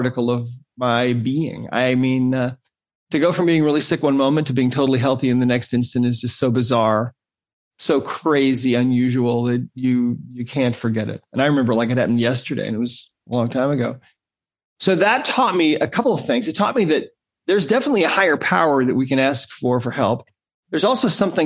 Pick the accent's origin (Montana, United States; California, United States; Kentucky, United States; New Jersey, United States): Montana, United States; Great Falls; I grew up in Great Falls, Montana